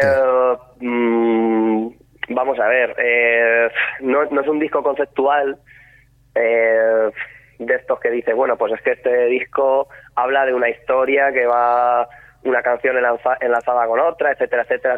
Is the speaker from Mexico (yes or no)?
no; La Roda, Castilla-La Mancha, Spain; somos de La Roda